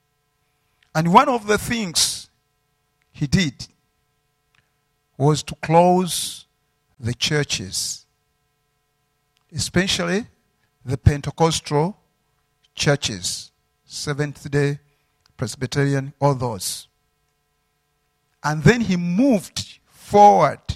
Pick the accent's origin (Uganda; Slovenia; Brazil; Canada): Uganda; I'm from Uganda